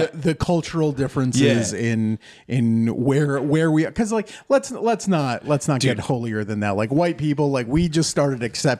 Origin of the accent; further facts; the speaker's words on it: Middletown, United States; I went to elementary school in Middletown